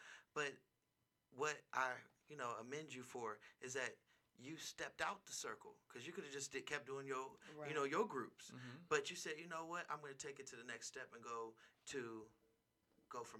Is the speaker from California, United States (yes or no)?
yes; Bay Area, California, United States; now in Las Vegas, United States; in my hometown of the Bay Area